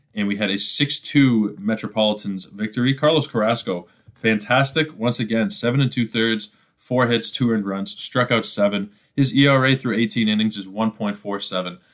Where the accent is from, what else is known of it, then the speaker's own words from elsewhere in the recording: Toronto, Ontario, Canada; my hometown, Toronto Blue Jays